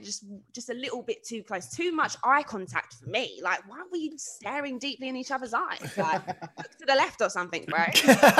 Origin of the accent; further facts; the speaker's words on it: London, United Kingdom; I'm from South as well, so born and bred South, from Peckham. Mum's English, dad is Jamaican.